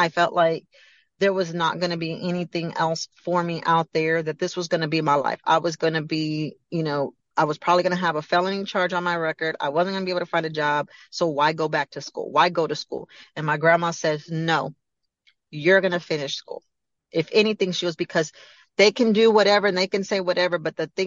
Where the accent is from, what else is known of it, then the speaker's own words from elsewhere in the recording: Galveston, Texas, United States; moved away; I came to Galveston